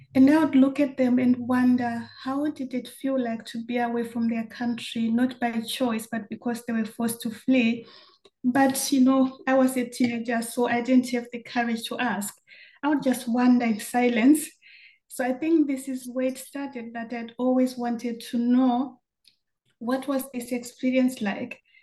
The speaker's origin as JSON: {"language": "English", "country": "Zimbabwe", "tie": "born or raised there", "also_born_or_lived": "Germany", "moved": "as an adult", "said": "growing up in Zimbabwe"}